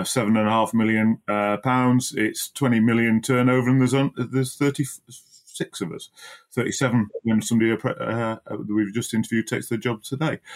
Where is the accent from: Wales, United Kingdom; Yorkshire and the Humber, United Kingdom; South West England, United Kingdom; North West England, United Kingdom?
Yorkshire and the Humber, United Kingdom; Barnsley; moved away as an adult; also born or lived in Oxfordshire; I grew up in Barnsley and went to Mapwall Junior School and Darton High School